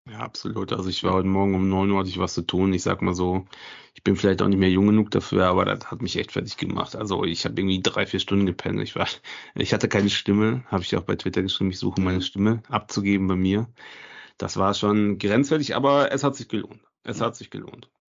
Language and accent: German; Osnabrück, Lower Saxony, Germany; ich komme zum Glück aus Osnabrück oder so heißt das.